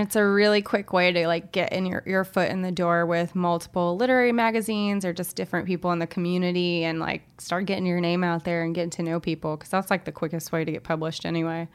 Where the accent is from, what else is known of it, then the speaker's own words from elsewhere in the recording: Little Rock, Arkansas, United States; moved away; I'm from Little Rock, Arkansas